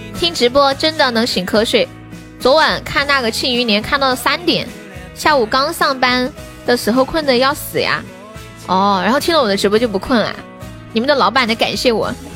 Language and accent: Chinese; Sichuan, China; 我们四川人最喜欢说仙人版的呢